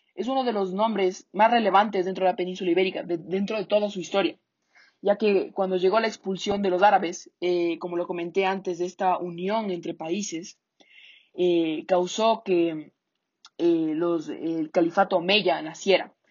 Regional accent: Ecuador; nuestro idioma actual que hablamos en Ecuador

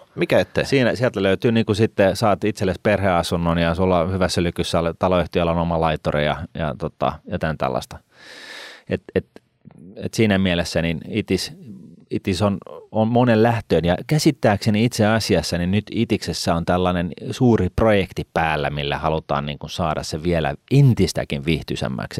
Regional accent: Helsinki, Uusimaa, Finland; Mä oon syntynyt Ullanlinnassa et, tota, ja mä oon asunut Ullanlinnassa ja mä en halua olla siellä enää

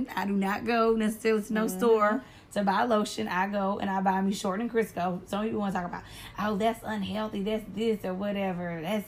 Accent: the South, United States; I'm from the South, okay?

